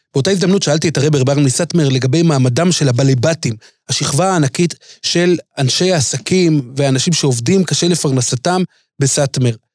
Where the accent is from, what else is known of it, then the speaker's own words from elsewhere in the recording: Jerusalem, Jerusalem District, Israel; אני הייתי ילד בירושלים